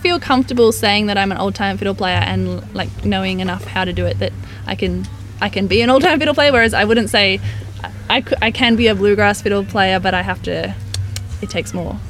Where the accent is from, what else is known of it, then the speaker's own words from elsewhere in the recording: Central Coast, New South Wales, Australia; the place where we grew up on the Central Coast